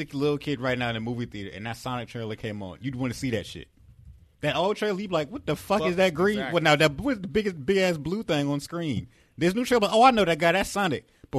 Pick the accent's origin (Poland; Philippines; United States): United States; as an American